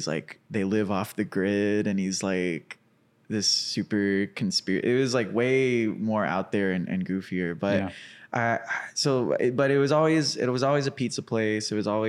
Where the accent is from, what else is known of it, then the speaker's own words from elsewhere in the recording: Cabot, Arkansas, United States; I grew up in Cabot, Arkansas.